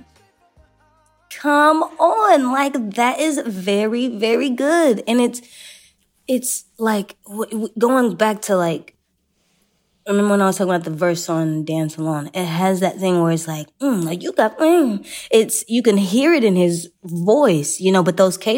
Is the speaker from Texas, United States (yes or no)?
yes; Texas, United States; I'm from Texas